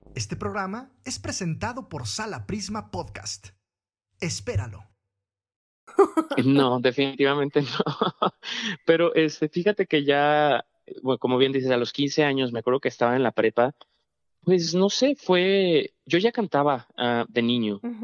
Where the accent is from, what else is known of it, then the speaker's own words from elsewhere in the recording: Monterrey, Nuevo León, Mexico; moved away; fue mi primera vez que, salí de Monterrey